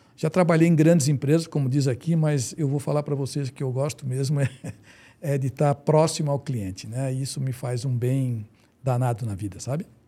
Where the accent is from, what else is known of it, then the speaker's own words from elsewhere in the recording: Florianópolis, Santa Catarina, Brazil; eu sou manezinho da gema